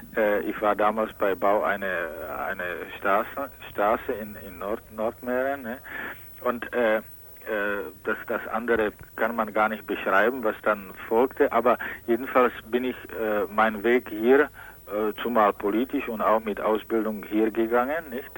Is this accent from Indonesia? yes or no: no; Czechia; German is a second language; moved away; Mary Schemberg, woher ich komme